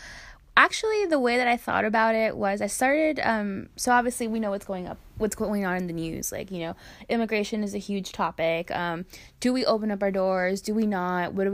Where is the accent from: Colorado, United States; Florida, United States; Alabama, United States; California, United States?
Florida, United States; Hialeah; I am originally from Miami, Florida.